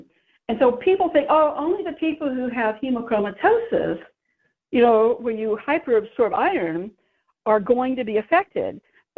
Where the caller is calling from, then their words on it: San Francisco, California, United States; San Francisco.